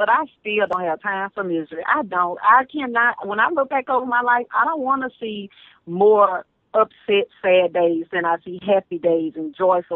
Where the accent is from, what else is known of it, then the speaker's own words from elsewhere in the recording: Barnado, Louisiana, United States; I'm from Louisiana, from a little town called Barnado.